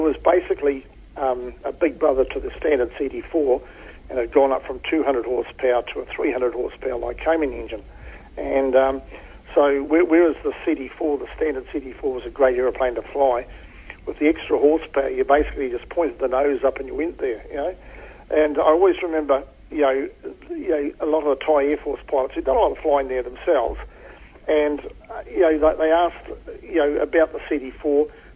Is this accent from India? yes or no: no; Hamilton, Waikato, New Zealand; also born or lived in Whatawhata / Te Awamutu / Australia; Yeah, I was born in Hamilton. Obviously, my early childhood, I can't remember all of it, but I was actually born when my parents were actually living in Whatawhata, for a short time, and then moved to Hamilton.